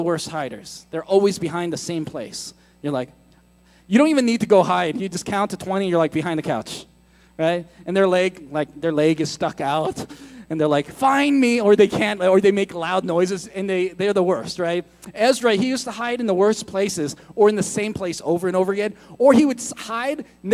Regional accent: United States; I'm American

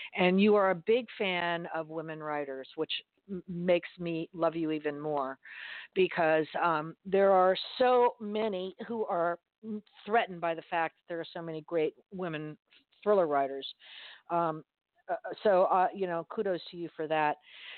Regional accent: Miami, Florida, United States; moved away; Never mind Miami, my hometown, but you know, as you know, I don't live there anymore.

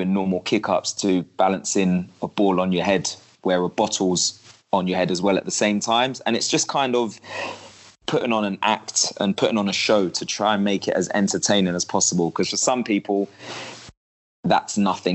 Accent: London, United Kingdom; I'm from West London

